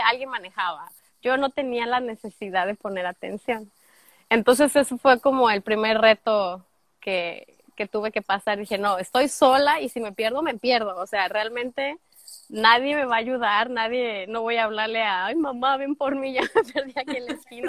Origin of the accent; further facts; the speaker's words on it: Guadalajara, Jalisco, Mexico; moved away as an adult; also born or lived in Lagos de Moreno, Jalisco; now in United States; soy de Guadalajara, Tapatía, 50% Tapatía, 50% laguense, lagueña, alteña, no sé cómo se le diga, de los Altos de Jalisco por parte de mi mamá. Tengo ya en Estados Unidos, este junio sería nueve años ya